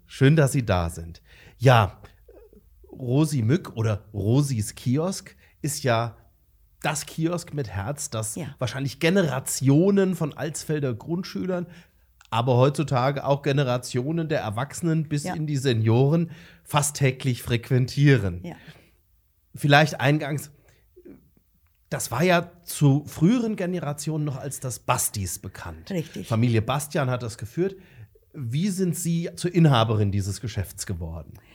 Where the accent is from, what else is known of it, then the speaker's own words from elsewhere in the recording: Romrod, Hesse, Germany; ich bin ja nun in Romrod groß geworden